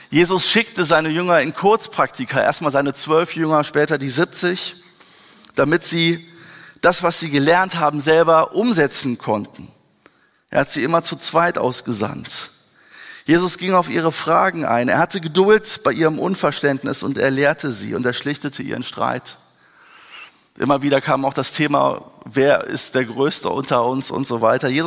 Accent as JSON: {"language": "German", "town": "Wuppertal", "region": "North Rhine-Westphalia", "country": "Germany", "tie": "born or raised there", "said": "ich bin in einem Missionshaus in Wuppertal groß geworden. Meine Eltern sind Missionare unter Ausländern und Kindern gewesen."}